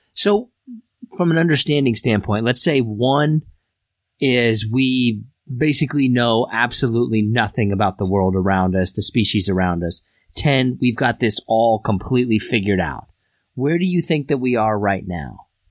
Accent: Derby, Kansas, United States; We all originated from Derby, Kansas

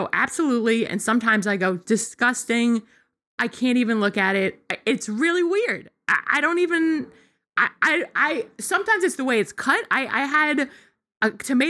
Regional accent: Long Island, New York, United States; I grew up on Long Island

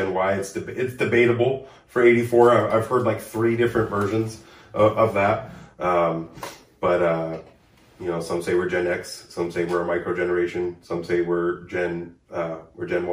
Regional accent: North Highlands, California, United States; I grew up in North Highlands predominantly

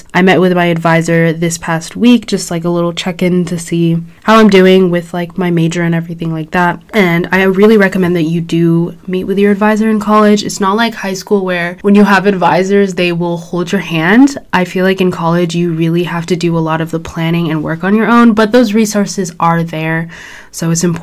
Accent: Orange County, California, United States; I'm from Orange County, so I toured schools kind of around me

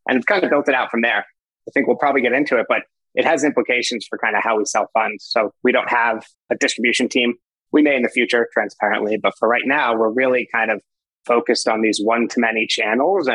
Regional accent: New York City, New York, United States; moved away as an adult; now in Northern California, United States; Born and raised in New York. Actually grew up with my co-founder, Will, which I'm sure we'll get into, in Manhattan

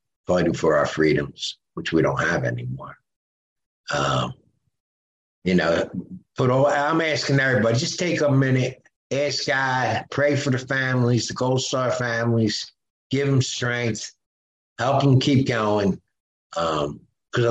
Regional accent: Philadelphia, Pennsylvania, United States; we're from Philly, you know, Rowhome, North Catholic High School, under the L

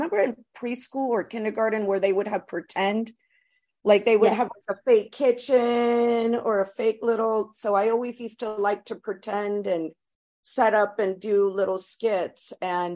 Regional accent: Florida, United States; moved away as an adult; also born or lived in Los Angeles, California; I grew up in Florida mostly

